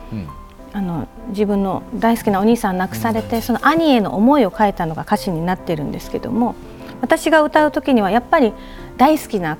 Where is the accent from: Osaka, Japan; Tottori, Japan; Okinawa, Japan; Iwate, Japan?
Okinawa, Japan; 私はあのやっぱり自分の故郷沖縄のね